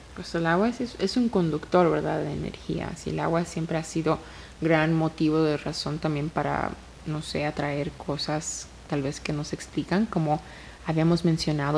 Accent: Mexico; como mexicana

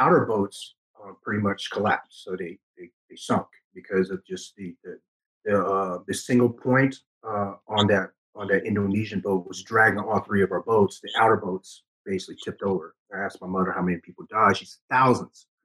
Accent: Ho Chi Minh City, Vietnam; now in United States; I was born in December 74 in Saigon, Vietnam

